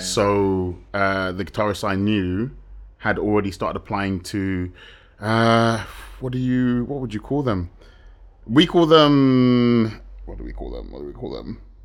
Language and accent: English; London, United Kingdom; moved away as an adult; now in Madrid, Spain; I was born in London and lived on the outskirts for a number of years